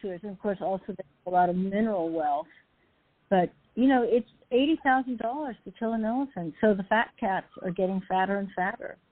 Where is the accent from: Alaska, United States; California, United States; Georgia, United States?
Alaska, United States; also born or lived in Los Angeles; now in Seattle, United States; I grew up in Alaska.